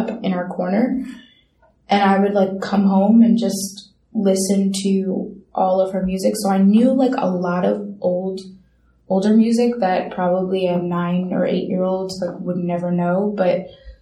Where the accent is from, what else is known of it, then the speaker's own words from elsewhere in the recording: New York City, New York, United States; also born or lived in London; I was born in London, but I was raised in Midwood. But, yeah, I've lived in Brooklyn my whole entire life